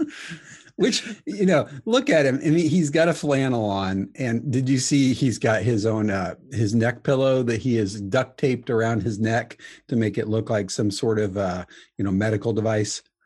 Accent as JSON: {"language": "English", "region": "Indiana", "country": "United States", "said": "I am from Indiana, uh, and everyone thinks we have pigs and livestock"}